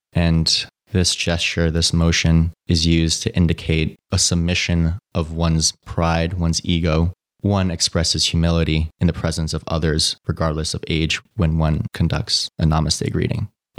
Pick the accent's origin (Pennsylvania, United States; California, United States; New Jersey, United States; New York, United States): New York, United States; New York City; Growing up in New York City, I was very much exposed to a cutthroat competitive lifestyle.